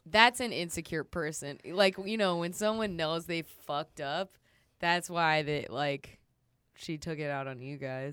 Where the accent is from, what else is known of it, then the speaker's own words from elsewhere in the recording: the South, United States; I'm from the South